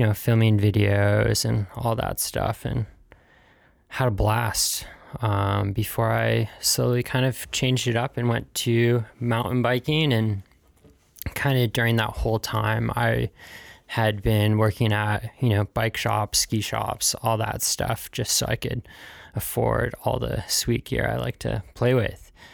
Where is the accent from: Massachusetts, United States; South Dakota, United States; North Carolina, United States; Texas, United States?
Massachusetts, United States; Pittsfield; also born or lived in South Carolina; I was born in South Carolina, where I grew up, I don't know, seven years or so before moving up here to the Northeast. And, uh, Pittsfield, Massachusetts was my home